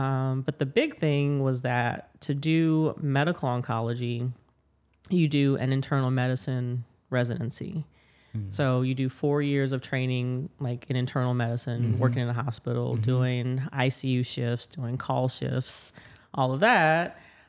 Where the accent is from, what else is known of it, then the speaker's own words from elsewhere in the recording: New Orleans, Louisiana, United States; Yeah, so I am from New Orleans, born and raised, and I'm a radiation oncologist here at a hospital system.